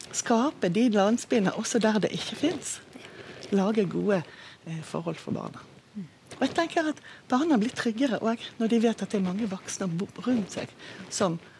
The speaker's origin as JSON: {"language": "Norwegian", "country": "Israel", "accent": "Bergen dialect", "second_language": "Norwegian", "moved": "as an adult", "lives_now": "Bergen, Norway", "said": "Jeg kommer fra Israel og har bodd i Norge i ja, over 30 år"}